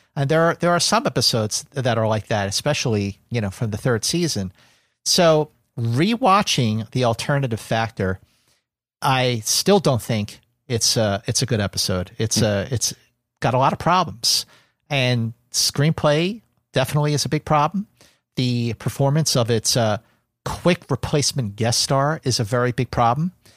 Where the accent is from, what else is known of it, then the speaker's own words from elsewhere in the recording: Philadelphia, Pennsylvania, United States; growing up in Philadelphia, watching Star Trek on, on W P H L Channel seventeen Philadelphia